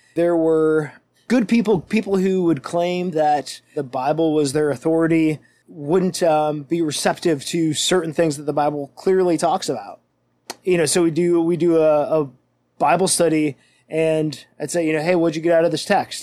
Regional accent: Western New York, United States; moved away as an adult; now in Milwaukee, United States; I'm a Western New York boy at heart

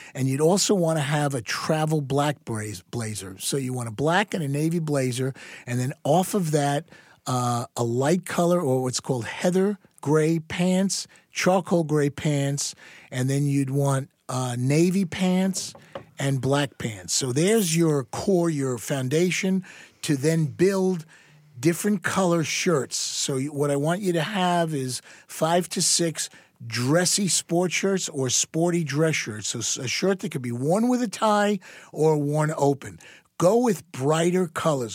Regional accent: New York, United States; moved away; also born or lived in Dallas, Texas; a very proud New Yorker

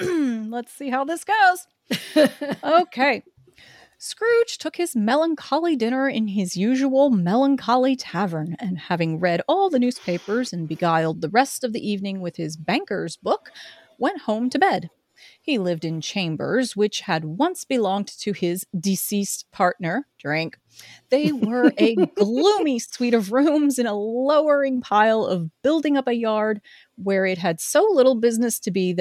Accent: Midwest, United States; accent: Midwest; And I'm just whatever generic non-accent Midwest, I guess

